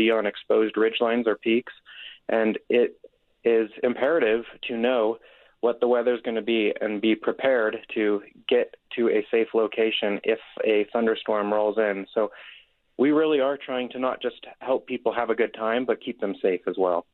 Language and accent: English; Nevada side, United States; moved away as an adult; also born or lived in Colorado / Denver, Colorado; now in Utah, United States; I actually grew up in the Lake Tahoe area, on the Nevada side of Lake Tahoe area.